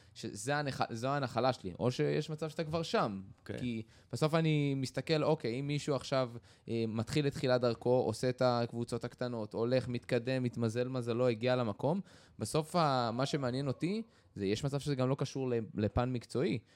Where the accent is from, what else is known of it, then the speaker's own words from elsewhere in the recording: Israel; אני גדלתי בקיבוץ